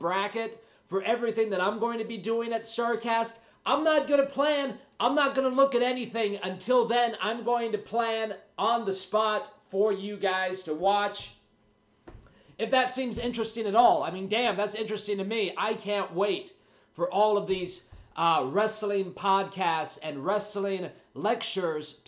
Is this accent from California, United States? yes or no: yes; Huntington Beach, California, United States; my hometown of Huntington Beach, California